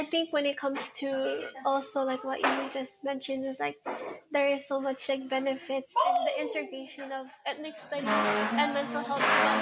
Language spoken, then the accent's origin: English; Hawaii, United States; growing up in Hawaii.